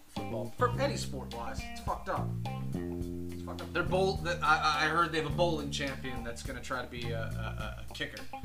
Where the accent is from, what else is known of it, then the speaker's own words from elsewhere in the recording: New Jersey, United States; I'm from New Jersey